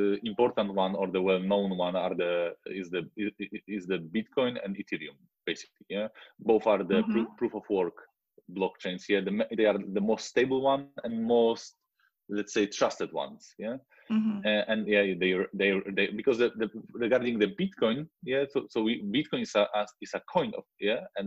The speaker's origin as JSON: {"language": "English", "town": "Wrocław", "region": "Lower Silesian Voivodeship", "country": "Poland", "said": "I am from Poland. Yeah, from Wrocław, which is a city near south west border"}